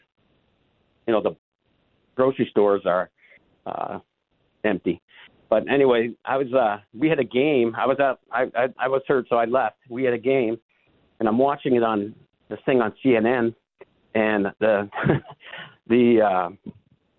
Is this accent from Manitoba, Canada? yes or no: yes; Winnipeg, Manitoba, Canada; I grew up in Winnipeg